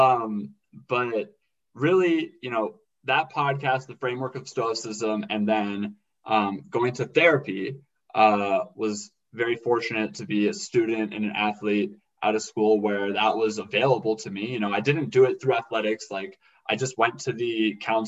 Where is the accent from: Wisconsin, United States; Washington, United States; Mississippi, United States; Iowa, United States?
Washington, United States; Seattle; I grew up in Seattle, Washington